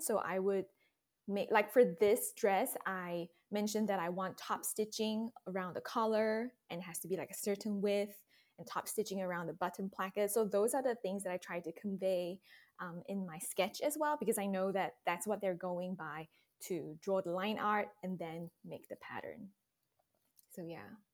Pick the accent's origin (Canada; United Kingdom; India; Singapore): Singapore; moved away as an adult; also born or lived in Texas Hill Country, United States; now in Texas, United States; I was born and raised in Singapore, but I now live in the beautiful Texas Hill Country